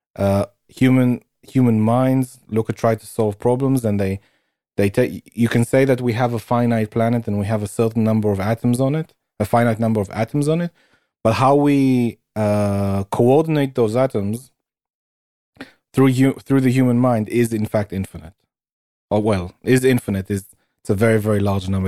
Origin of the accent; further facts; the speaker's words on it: United Kingdom; where I'm from.